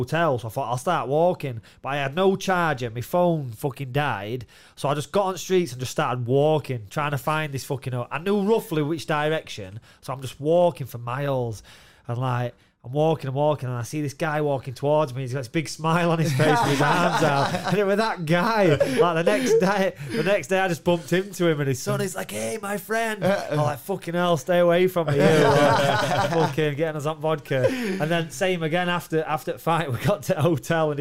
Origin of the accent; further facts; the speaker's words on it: England, United Kingdom; being English and fucking loud